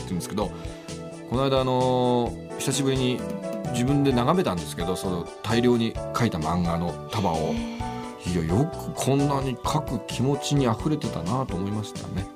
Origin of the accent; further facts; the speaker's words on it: Utsunomiya, Tochigi, Japan; moved away as an adult; also born or lived in Kawachi, Tochigi; now in Tokyo, Japan; 生まれは宇都宮